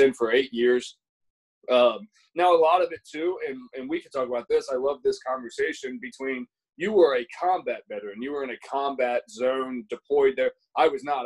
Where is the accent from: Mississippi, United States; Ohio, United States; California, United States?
Ohio, United States; moved away as an adult; I was a kid from Ohio.